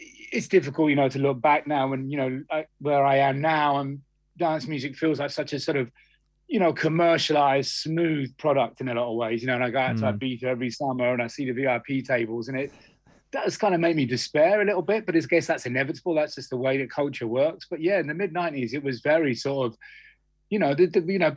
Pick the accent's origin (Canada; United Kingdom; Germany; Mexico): United Kingdom; Cambridge, East of England; I grew up in Cambridge